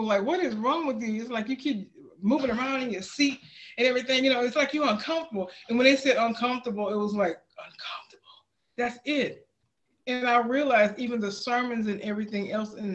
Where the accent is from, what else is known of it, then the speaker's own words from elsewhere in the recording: Houston, Texas, United States; moved away; I'm born and raised in Houston, Texas